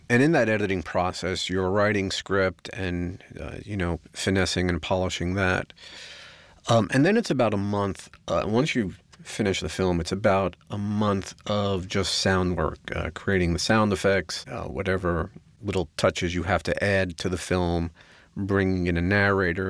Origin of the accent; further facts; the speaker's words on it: New York, United States; I'm a New Yorker. I have no patience